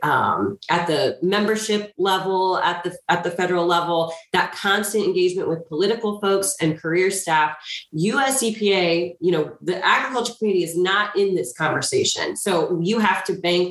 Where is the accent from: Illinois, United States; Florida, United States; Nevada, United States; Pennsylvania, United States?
Illinois, United States; Marion; I grew up in a small town in Southern Illinois. I grew up in Marion